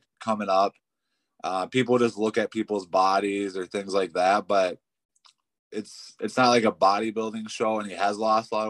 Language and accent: English; Pine City, Minnesota, United States; We're from Pine City.